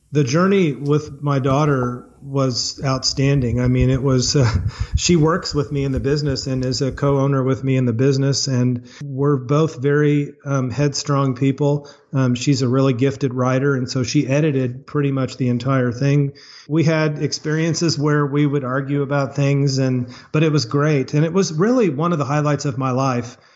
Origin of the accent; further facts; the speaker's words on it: Springfield, Missouri, United States; Springfield, Missouri, which is my hometown